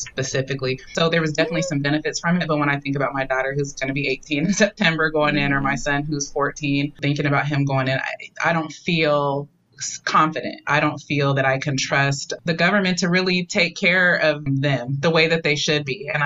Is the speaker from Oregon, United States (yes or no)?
yes; Portland, Oregon, United States; I'm from Portland